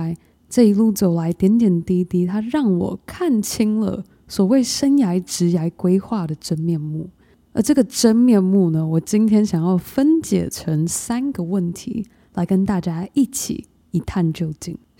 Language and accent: Chinese; Taiwan; moved away; also born or lived in United States; 当我从台湾搬到美国念书生活，我因而失去了五年和爸爸一起成长相处的时光